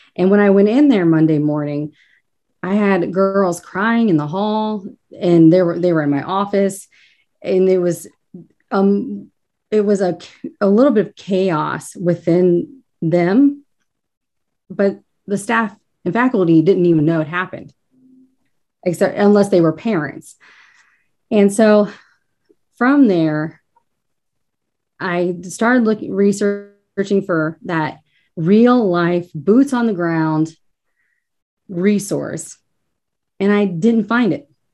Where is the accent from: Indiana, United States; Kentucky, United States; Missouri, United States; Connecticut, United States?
Kentucky, United States; northern; moved away as an adult; now in Cincinnati, United States; I'm actually from northern Kentucky, born and raised, but the river is only the divide